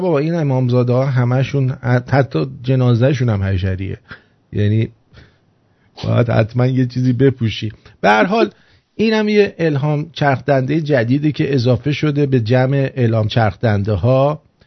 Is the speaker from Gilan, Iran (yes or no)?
no; Tehran, Tehran Province, Iran; من اهل تهرانم